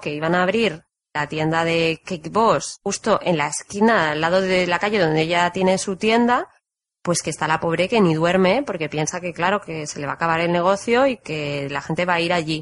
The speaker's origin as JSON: {"language": "Spanish", "country": "Spain", "moved": "yes", "said": "soy de España"}